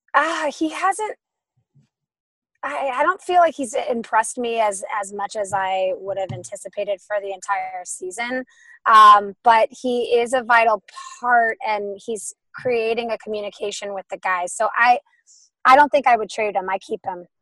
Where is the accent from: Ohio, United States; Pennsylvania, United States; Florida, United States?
Ohio, United States; Cleveland; now in Los Angeles, United States; I grew up in Cleveland, um, a bit of the east side, so about 20 minutes from downtown